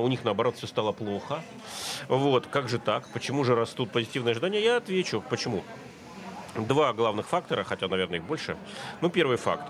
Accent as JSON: {"language": "Russian", "country": "Russia"}